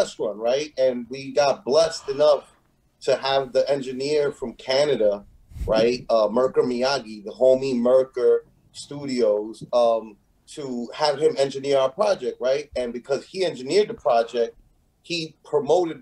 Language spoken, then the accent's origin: English; New York City, New York, United States; a real motherfucker from New York City